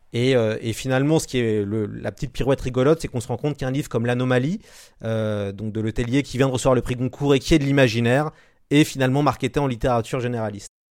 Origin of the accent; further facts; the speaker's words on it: France; en tant que français, auteur français